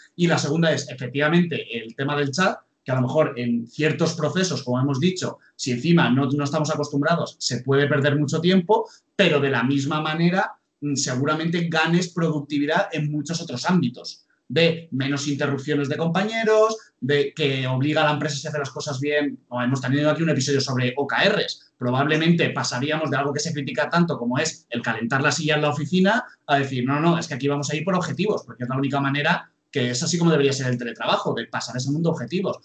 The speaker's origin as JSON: {"language": "Spanish", "town": "Alicante", "region": "Valencian Community", "country": "Spain", "moved": "yes", "said": "Yo, por ejemplo, soy de Alicante, a lo mejor he tenido que pasar una temporada en Alicante"}